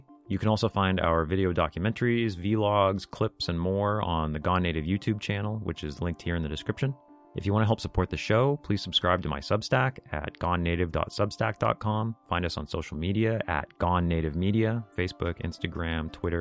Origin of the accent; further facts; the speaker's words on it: Northern California, United States; I grew up in the United States, in a remote corner of Northern California on the rugged Pacific coast